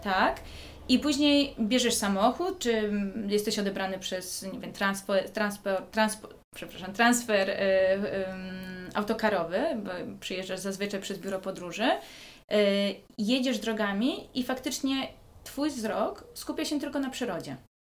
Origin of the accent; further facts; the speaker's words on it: Józefów, Masovian Voivodeship, Poland; moved away; also born or lived in Lanzarote; jestem z Józefowa, spod Warszawy